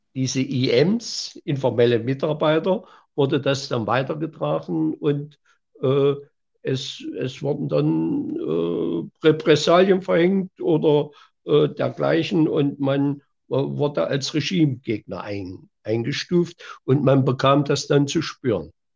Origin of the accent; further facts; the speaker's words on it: Tangelstedt, Thuringia, Germany; also born or lived in Tannroda; eingeschult bin ich in meinen Heimatort in Tangelstedt